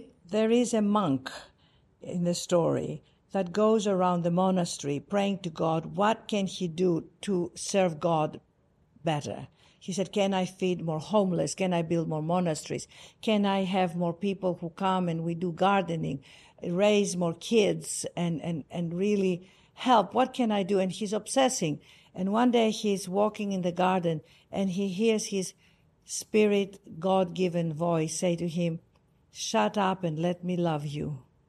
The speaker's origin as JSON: {"language": "English", "country": "Greece", "accent": "Greek", "second_language": "English", "moved": "yes", "lives_now": "United States", "said": "Yes, it's my Greek accent. I could never lose it. I tried."}